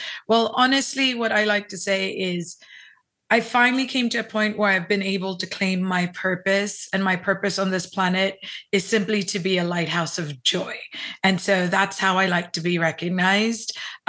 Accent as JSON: {"language": "English", "country": "Hong Kong", "tie": "born or raised there", "also_born_or_lived": "Philippines / Los Angeles / New York / San Francisco", "lives_now": "South Texas, United States", "said": "I was born in the Philippines, raised in Hong Kong, lived in LA, New York, San Francisco, and Dubai, and I've been in South Texas now for almost 7 years."}